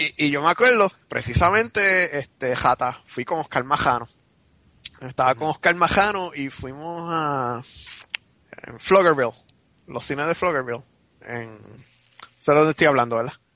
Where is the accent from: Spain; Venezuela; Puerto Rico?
Puerto Rico; moved away; soy puertorriqueño